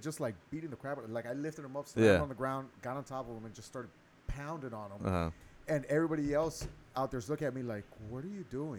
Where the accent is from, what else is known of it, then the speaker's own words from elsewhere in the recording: Miami, Florida, United States; also born or lived in Hialeah; I'm coming from Overtown. I'm coming from Booker T, right?